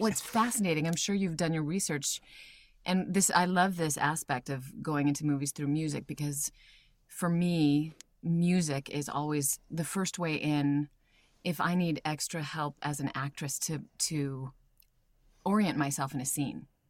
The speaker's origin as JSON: {"language": "English", "region": "Iowa", "country": "United States", "tie": "born or raised there", "also_born_or_lived": "Albuquerque, New Mexico", "said": "I was born in Albuquerque, and then, but so, sort of simultaneously grew up in Iowa as well"}